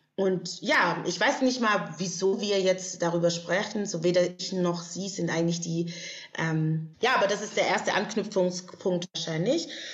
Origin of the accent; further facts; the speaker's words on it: Stuttgart, Baden-Württemberg, Germany; moved away as an adult; now in Berlin, Germany; ich bin ja aus Stuttgart ursprünglich oder aus der Gegend